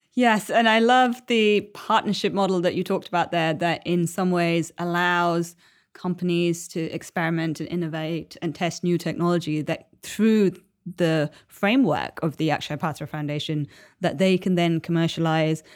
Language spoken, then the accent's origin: English; Chennai, Tamil Nadu, India; moved away; my hometown of Chennai